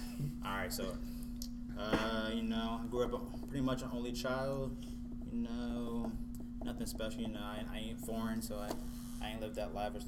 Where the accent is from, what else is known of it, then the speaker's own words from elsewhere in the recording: Marion, Ohio, United States; also born or lived in Toledo, Ohio; I was born in Toledo. I was raised in Marion. In M-Town, you know, home of heroin.